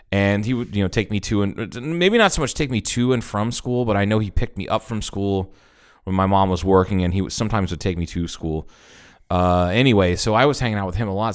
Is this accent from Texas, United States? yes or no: no; Troy, Ohio, United States; moved away; growing up in Troy, Ohio